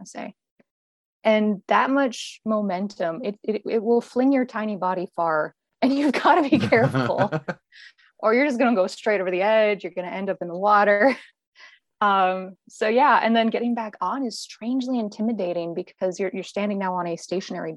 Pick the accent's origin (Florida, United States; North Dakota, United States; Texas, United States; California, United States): North Dakota, United States; Bismarck; I grew up near Bismarck, so right in the middle of the capital city.